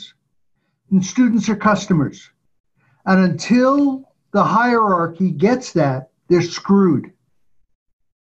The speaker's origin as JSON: {"language": "English", "region": "New York", "country": "United States", "tie": "born or raised there", "said": "growing up in New York"}